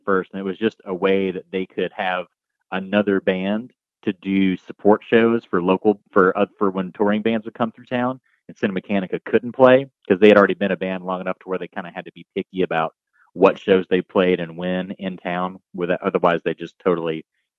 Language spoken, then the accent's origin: English; Athens, Georgia, United States; We're from Athens, Georgia.